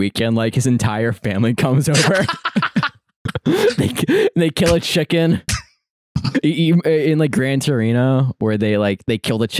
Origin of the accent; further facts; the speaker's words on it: Philadelphia, Pennsylvania, United States; moved away; I'm from Philadelphia